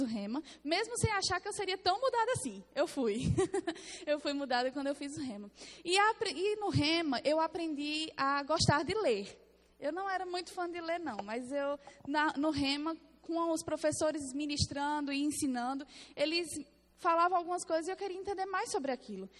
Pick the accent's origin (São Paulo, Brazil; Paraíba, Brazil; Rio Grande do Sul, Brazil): Paraíba, Brazil; accent: Paraibano; Sou paraibana, tá? Meu sotaque é paraibana